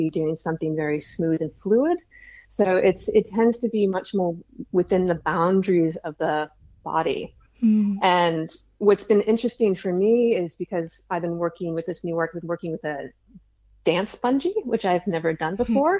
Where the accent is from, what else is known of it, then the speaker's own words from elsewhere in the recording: United States; being an American